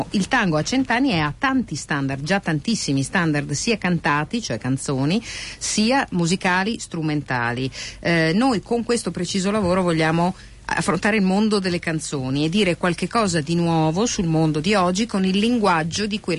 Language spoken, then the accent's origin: Italian; Argentina; come argentino e come militante della causa del tango